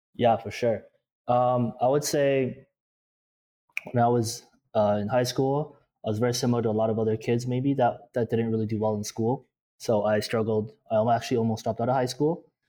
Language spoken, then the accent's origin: English; Toronto, Ontario, Canada; In Toronto, Ontario